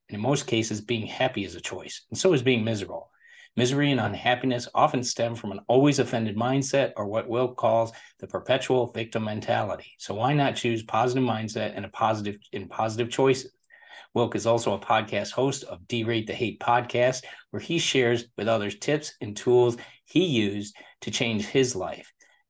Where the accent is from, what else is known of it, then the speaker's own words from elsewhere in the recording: Michigan, United States; I'm originally from Michigan myself, grew up in the Midwest.